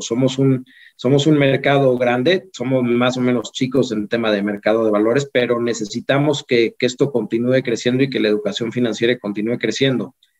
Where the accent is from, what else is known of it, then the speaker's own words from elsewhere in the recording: Mexico; como mexicano, la situación en la que vivimos